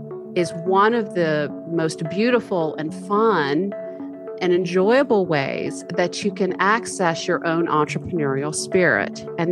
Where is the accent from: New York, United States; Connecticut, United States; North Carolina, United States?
North Carolina, United States; Highlands; my hometown community of Highlands, which is a mountain resort community. Absolutely beautiful. We are 4,118 feet up, and we're situated on a plateau in the beautiful Blue Ridge Mountains.